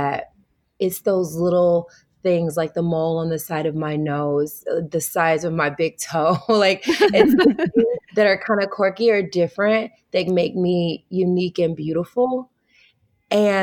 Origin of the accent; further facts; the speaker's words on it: Tennessee, United States; moved away as an adult; also born or lived in Wichita, Kansas; now in California, United States; I'm a Southern girl. I'm from the South. I'm from Tennessee. Mm. So being raised as a Southern Baptist